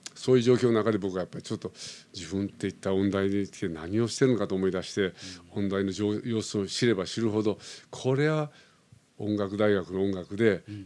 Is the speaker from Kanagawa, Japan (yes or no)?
no; Osaka, Japan; moved away as an adult; now in Tokyo, Japan; 僕は生まれ大阪で生まれた